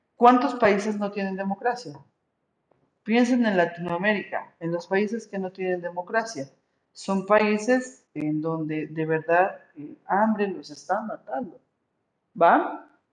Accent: Mexico; Yo soy mexicana, por lo tanto tengo que cuidar la patria en la que nací

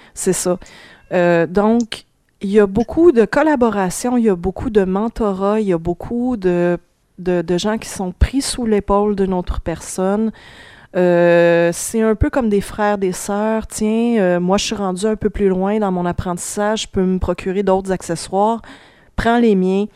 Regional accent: Sherbrooke, Quebec, Canada; je viens de Sherbrooke

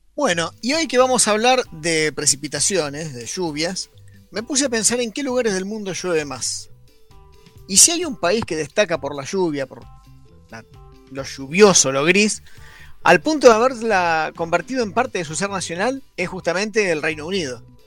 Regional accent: Arturo Seguí, Buenos Aires, Argentina; Yo soy de Arturo Seguí

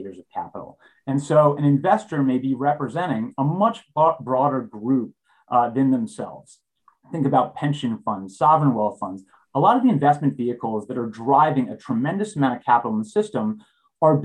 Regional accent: Southern New York, United States; I grew up in Southern New York, and I live there now with my three kids

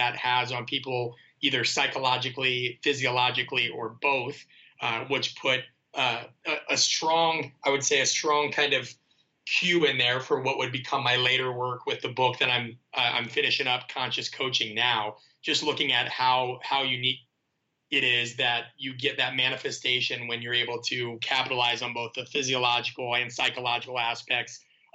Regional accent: Nebraska, United States; moved away as an adult; also born or lived in Kansas / Phoenix / Los Angeles; I grew up in Nebraska.

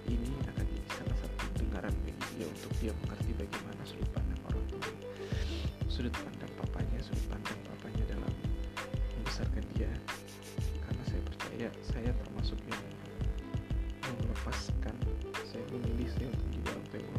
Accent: Pontianak, West Kalimantan, Indonesia; saya orang Kalimantan Barat di Pontianak tepatnya dan keluarga besar saya itu ada di Pontianak semua

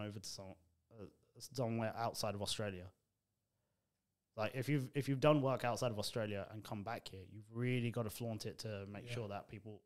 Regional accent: Stevenage, East of England, United Kingdom; moved away; also born or lived in Amsterdam; I was also living in the town called Stevenage, which is my hometown.

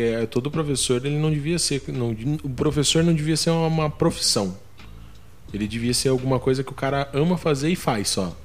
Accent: Santa Catarina, Brazil; also born or lived in Paraná; Eu nasci no Paraná, daí eu vim muito novo para Santa Catarina. Fiquei em Santa Catarina mais ou menos até os 14 anos

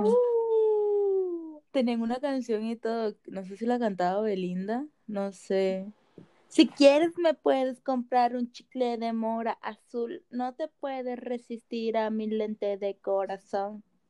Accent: Caribbean coast, Colombia; en la costa se dice PEA

